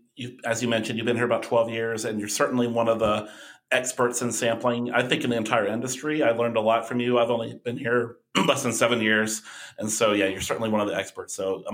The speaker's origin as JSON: {"language": "English", "town": "Owensboro", "region": "Kentucky", "country": "United States", "tie": "born or raised there", "moved": "yes", "said": "I grew up near Indiana, and I don't know if you knew this about me, Tony, but I grew up part of my life. I grew up in Owensboro, Kentucky, which is right on the river"}